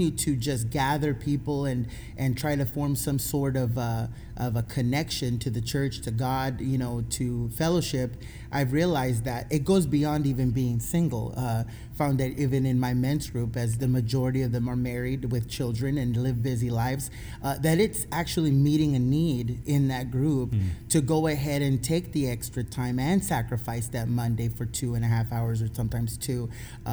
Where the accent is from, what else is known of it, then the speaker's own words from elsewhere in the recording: San Diego, California, United States; moved away as an adult; I'm originally from San Diego, California, and I moved here.